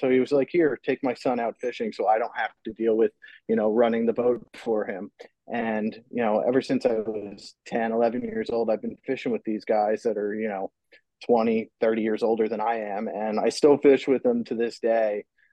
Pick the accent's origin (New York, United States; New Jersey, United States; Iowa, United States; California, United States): New Jersey, United States; Manasquan; I grew up in Manasquan here, where I'm living at now